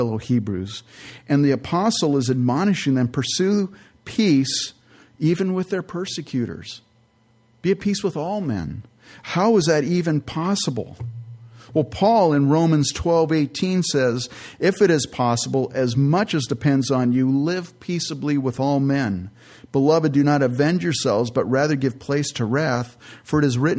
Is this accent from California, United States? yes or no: yes; San Jose, California, United States; I grew up in California in the San Francisco Bay Area, San Jose to be specific